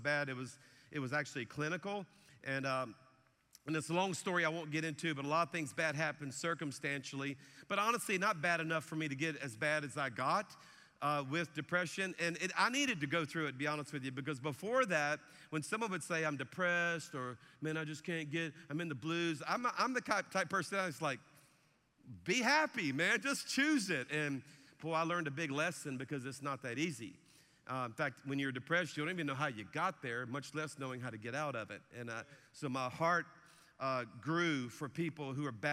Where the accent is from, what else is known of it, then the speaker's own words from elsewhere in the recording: South Louisiana, United States; now in Alabama, United States; our church is in Alabama, but I'm a Cajun from South Louisiana